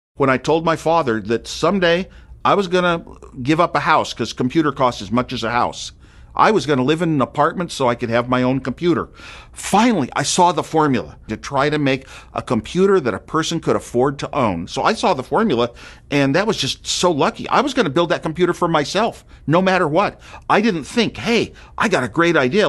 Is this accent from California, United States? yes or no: yes; Silicon Valley, California, United States; I grew up in Silicon Valley